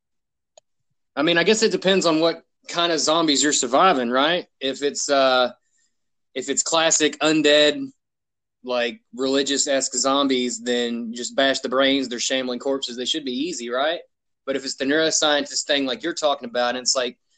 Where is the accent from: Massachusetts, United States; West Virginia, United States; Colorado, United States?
West Virginia, United States; also born or lived in Hawaii; I'm born in the islands of Hawaii, raised in the mountains of West Virginia.